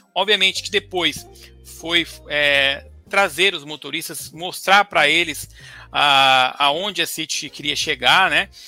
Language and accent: Portuguese; Ourinhos, São Paulo, Brazil; moved away; eu vim de Ourinhos, perto de Marília, Bauru, Assis, morava ali é. naquela região.